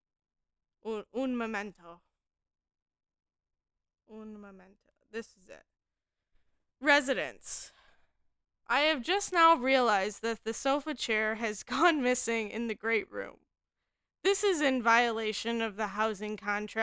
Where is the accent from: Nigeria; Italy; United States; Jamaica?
United States; Indiana; also born or lived in Michigan; I'm from Indiana, and, like, I don't know if, like, I just live in, like, too small of a town